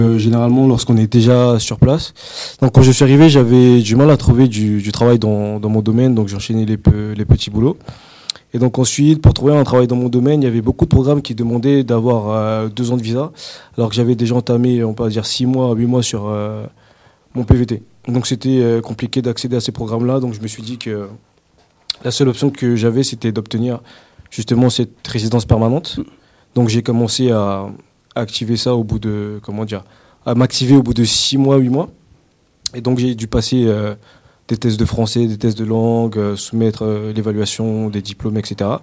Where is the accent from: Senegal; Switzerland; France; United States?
France; now in Canada; en tant que Français